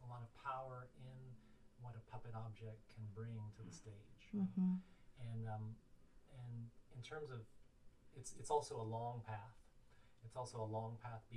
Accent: Hawaii, United States; moved away as an adult; also born or lived in Pittsburgh, United States / New York, United States; I grew up in Hawaii

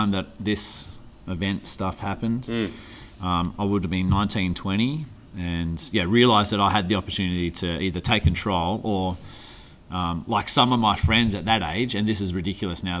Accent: Western Australia, Australia; I'm from West Oz

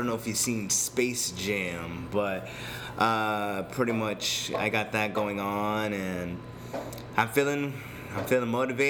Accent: Boston, Massachusetts, United States; also born or lived in New Orleans; now in San Diego, United States; Originally, I'm from Boston, Massachusetts. I'm born in New Orleans. I was a military brat.

